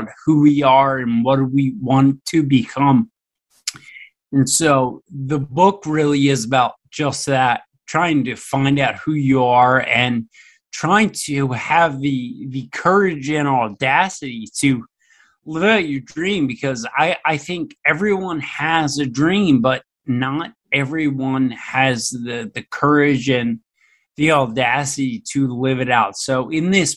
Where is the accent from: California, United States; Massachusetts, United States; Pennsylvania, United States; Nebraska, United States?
Pennsylvania, United States; Philadelphia; born or raised there